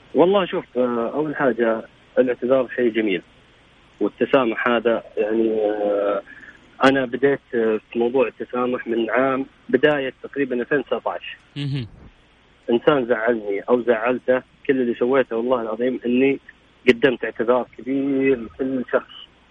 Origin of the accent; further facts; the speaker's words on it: Riyadh, Riyadh Province, Saudi Arabia; انا من الرياض وجاي جده